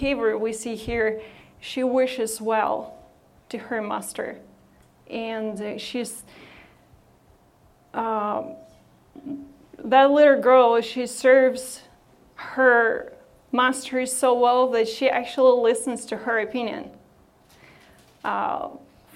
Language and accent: English; Odesa, Odesa Oblast, Ukraine; moved away as an adult; I come from Ukraine and was born and raised there